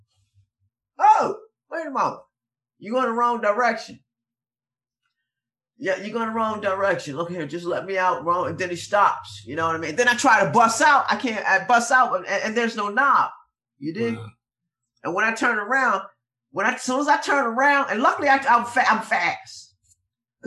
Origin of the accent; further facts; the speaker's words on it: Philadelphia, Pennsylvania, United States; I'm from Philly